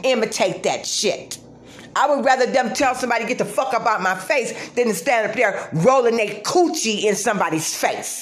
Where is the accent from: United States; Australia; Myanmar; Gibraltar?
United States; Detroit, Michigan; I'm from Detroit